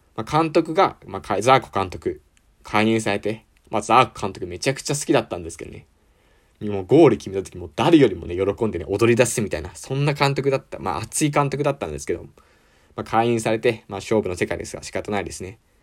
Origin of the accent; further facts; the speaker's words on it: Ibaraki, Japan; 僕、茨城県出身